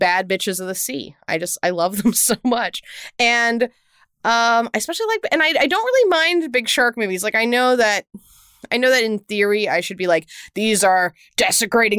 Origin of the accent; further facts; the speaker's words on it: Houston, Texas, United States; you and I both grew up in Texas and I grew up in Houston